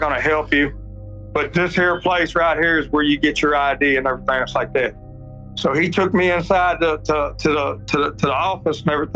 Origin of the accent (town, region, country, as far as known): Texas, United States; accent: redneck; moved away as an adult; now in Morocco